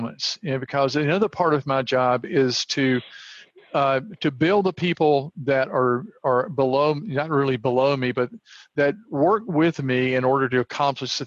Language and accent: English; the South, United States; I was raised in the South